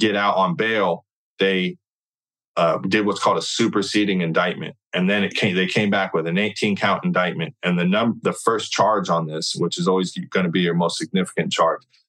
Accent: California, United States; I'm from California

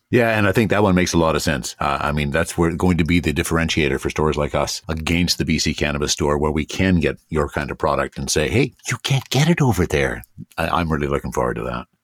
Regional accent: Nelson, British Columbia, Canada; moved away; I spent my formative years in the kootenays. And often when I would tell people that I was from Nelson

